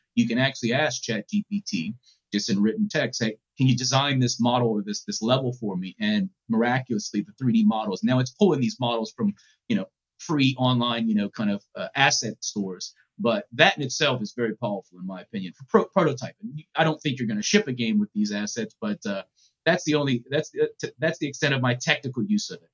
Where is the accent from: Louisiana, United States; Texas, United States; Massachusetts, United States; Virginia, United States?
Louisiana, United States; New Orleans; growing up in New Orleans